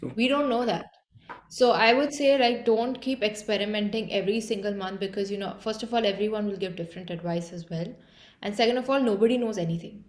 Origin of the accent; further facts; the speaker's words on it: Mumbai, Maharashtra, India; moved away as an adult; also born or lived in Dublin, Ireland; I'm from Mumbai, India, and I did uh, like most of my schooling there